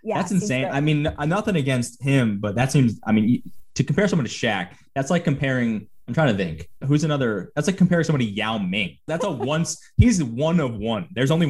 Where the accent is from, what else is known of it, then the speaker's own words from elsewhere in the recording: Connecticut, United States; I'm from Connecticut. I grew up kind of a UConn fan